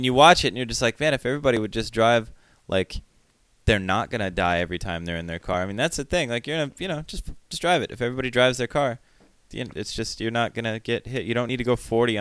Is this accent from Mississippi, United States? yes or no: no; Sioux Falls, South Dakota, United States; moved away as an adult; now in Portland, United States; I'm from Sioux Falls, South Dakota